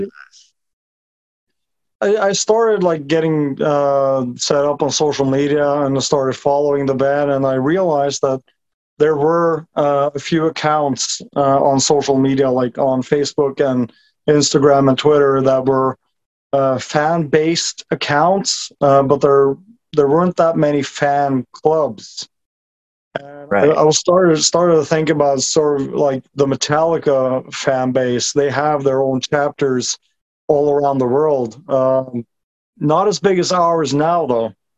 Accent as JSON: {"language": "English", "country": "Norway", "tie": "born or raised there", "said": "I'm a 37 year old construction worker from Norway. Uh, been living here my whole life."}